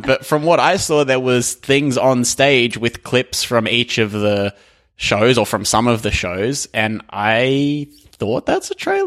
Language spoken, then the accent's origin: English; Australia; I am Australian